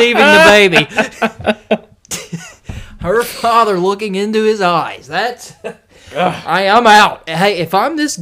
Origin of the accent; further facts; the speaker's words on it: United States; I'm from America